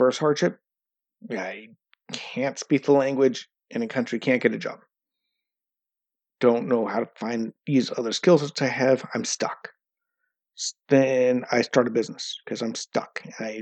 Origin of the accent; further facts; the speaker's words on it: United States; now in Norway; I'm American